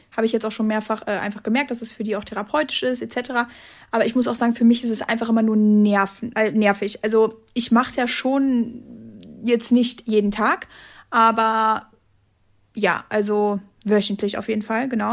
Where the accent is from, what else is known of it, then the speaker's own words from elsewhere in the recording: Dormagen, North Rhine-Westphalia, Germany; kleine Talkshow in meiner Hometown